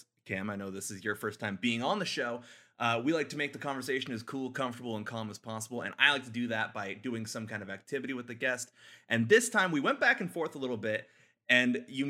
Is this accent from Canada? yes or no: yes; Canada; I'm Canadian